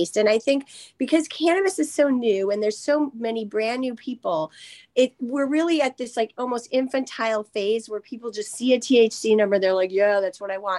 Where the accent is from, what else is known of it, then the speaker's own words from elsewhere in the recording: Wisconsin, United States; I grew up in Wisconsin